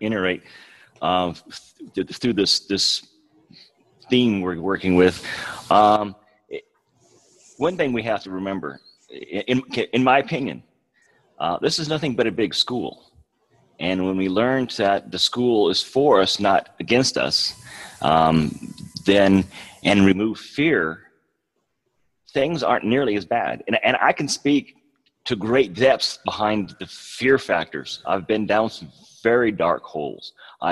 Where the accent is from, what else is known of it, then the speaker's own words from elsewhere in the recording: West Coast, United States; moved away as an adult; now in Oklahoma, United States; I'm from the West Coast